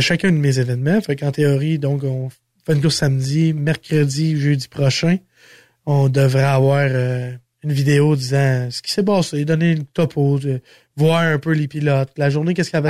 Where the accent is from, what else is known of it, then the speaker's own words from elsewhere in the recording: Sainte-Eulalie, Quebec, Canada; je suis natif de Saint-Eulalie